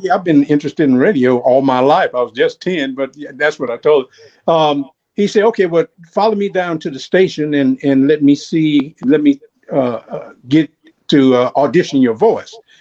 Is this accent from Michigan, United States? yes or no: no; Baton Rouge, Louisiana, United States; now in Jackson, United States; I'm from Baton Rouge, Louisiana.